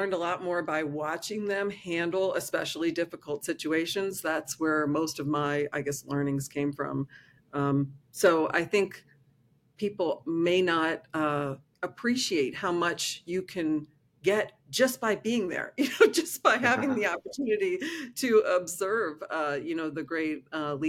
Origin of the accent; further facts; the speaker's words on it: East Coast of the United States, United States; I grew up on the East Coast of the United States